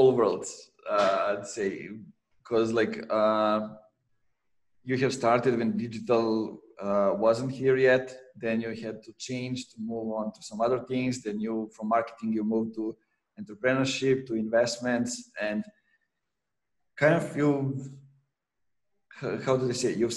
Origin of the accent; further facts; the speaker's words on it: Serbia; growing up in Serbia in the 90s, where we couldn't travel.